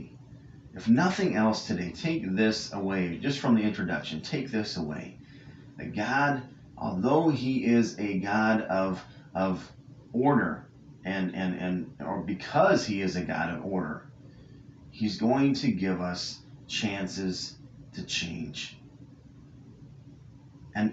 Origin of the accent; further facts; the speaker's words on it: California, United States; I grew up in California